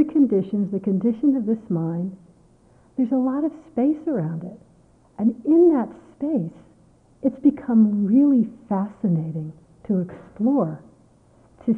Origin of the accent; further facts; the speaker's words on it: United States; I'm an American